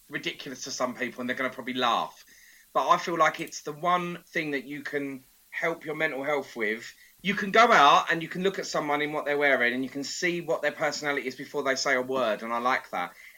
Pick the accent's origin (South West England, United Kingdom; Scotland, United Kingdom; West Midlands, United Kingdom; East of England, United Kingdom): East of England, United Kingdom; Essex; I'm from Essex. Hun culture is in us, in our blood.